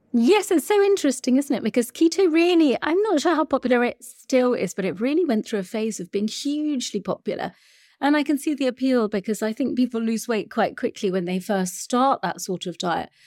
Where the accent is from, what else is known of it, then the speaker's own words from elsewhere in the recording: Sri Lanka; I'm from Sri Lanka